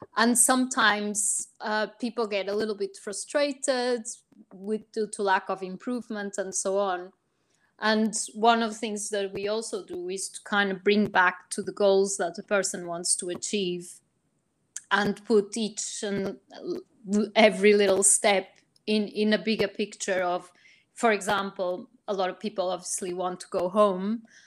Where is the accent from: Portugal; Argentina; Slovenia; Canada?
Portugal; now in United Kingdom; I'm originally from Portugal, but I've worked in the UK for many years